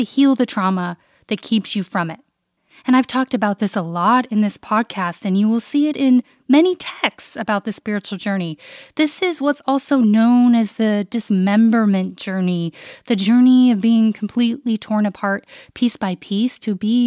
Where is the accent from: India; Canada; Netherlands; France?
Canada; my upbringing as a Canadian